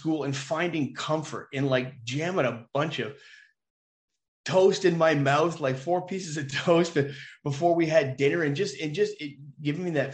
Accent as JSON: {"language": "English", "area": "just north of Toronto", "region": "Ontario", "country": "Canada", "tie": "born or raised there", "said": "Well, I grew up just north of Toronto. So I'm from Ontario. I'm a Canadian, full disclosure."}